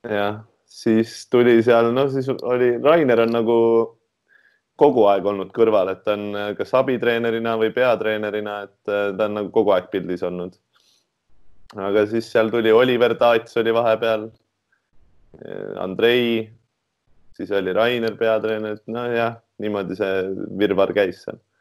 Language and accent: Estonian; Tartu, Tartu County, Estonia; moved away as an adult; also born or lived in Tallinn; üdini, üdini Tartu poiss